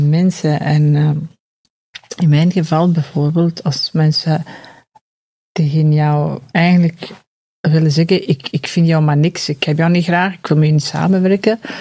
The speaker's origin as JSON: {"language": "Dutch", "region": "Flanders", "country": "Belgium", "said": "wij ons allemaal als Vlamingen"}